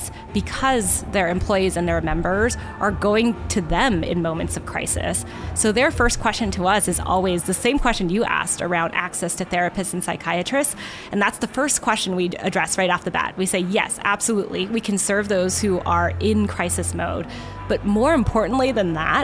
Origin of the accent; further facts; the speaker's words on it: Southern California, United States; I grew up in Southern California, so I spent a lot of my childhood here.